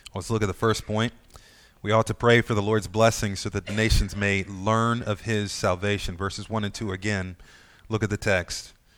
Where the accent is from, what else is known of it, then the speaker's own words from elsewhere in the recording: United States; We as American Christians